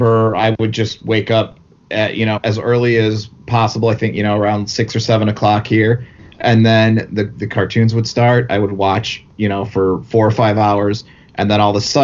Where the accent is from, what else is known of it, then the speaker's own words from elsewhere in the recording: right outside of Chicago, Indiana, United States; Where I grew up in Indiana, we were right outside of Chicago